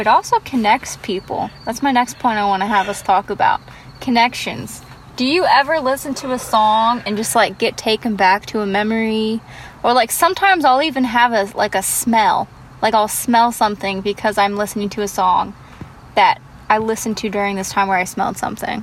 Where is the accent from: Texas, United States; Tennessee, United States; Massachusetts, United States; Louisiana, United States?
Tennessee, United States; really sad country songs, because I'm from Tennessee. And that's kind of what I grew up with.